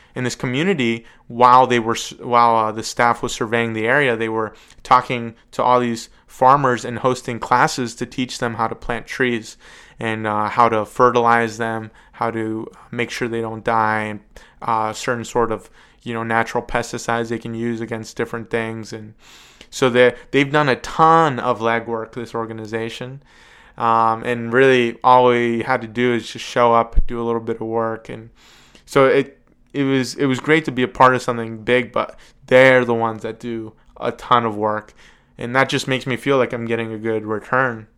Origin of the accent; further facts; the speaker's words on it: Evans City, Pennsylvania, United States; It was filmed in my hometown. I live like a mile from the cemetery